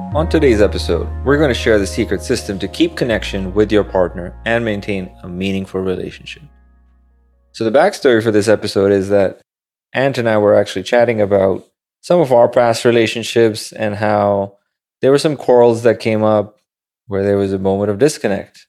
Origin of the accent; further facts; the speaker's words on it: Pakistan; now in New York City, United States; growing up in Pakistan